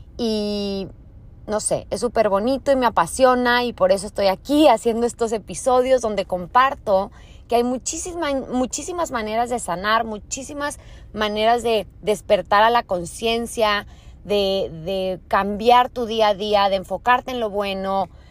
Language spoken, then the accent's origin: Spanish; Torreón, Coahuila, Mexico; moved away as an adult; Soy de Torreón, Coahuila